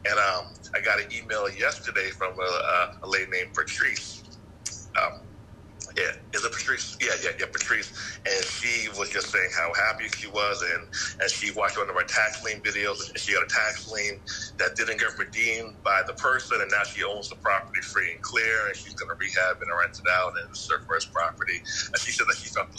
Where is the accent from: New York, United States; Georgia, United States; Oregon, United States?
New York, United States; Yonkers; now in Atlanta, United States; I'm from Atlanta now, but yeah, I'm from New York.